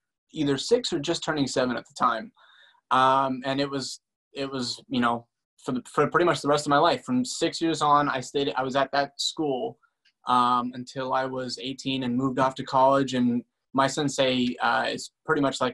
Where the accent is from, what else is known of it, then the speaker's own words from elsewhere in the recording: Boston, Massachusetts, United States; I'm from Boston. I grew up in like a small suburban town